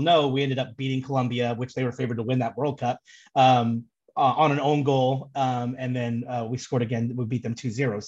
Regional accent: Southern California, United States; born and raised in Southern California, grew up in a baseball family

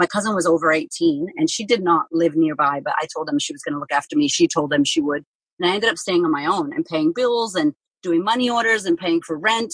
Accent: Framingham, Massachusetts, United States; now in Melbourne, Australia; I grew up in a place called Framingham, Massachusetts, and basically it's about 20 minutes out of Boston.

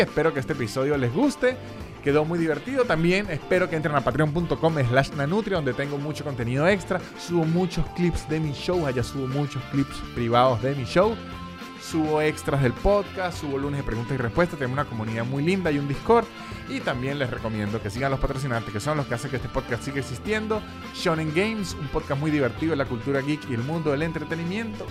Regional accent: San Cristóbal, Táchira, Venezuela; now in Canada; de donde soy yo, de, San Cristóbal

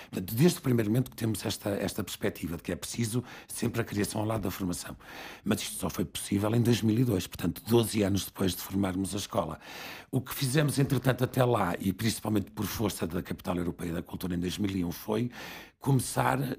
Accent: Barcelos, Braga, Portugal; eu vim para o Porto, venho de Barcelos, venho para o Porto

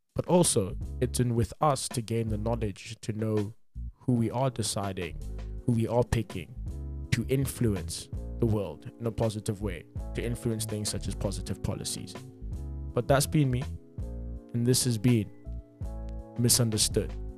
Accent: South Africa

